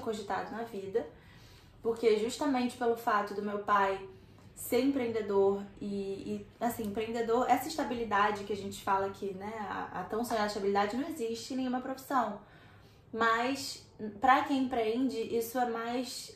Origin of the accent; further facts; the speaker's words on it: Rio de Janeiro, Brazil; eu sou do Rio de Janeiro